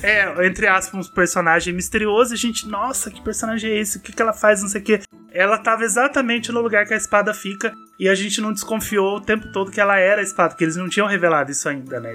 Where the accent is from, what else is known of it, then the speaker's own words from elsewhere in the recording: Minas Gerais, Brazil; eu sou mineiro, eu chamo todo mundo de Fi